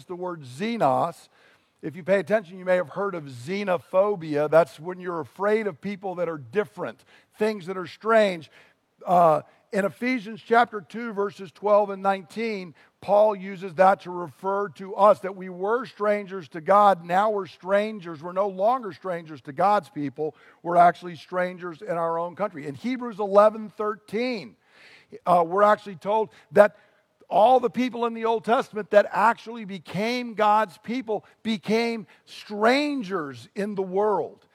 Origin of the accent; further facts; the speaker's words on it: United States; as an American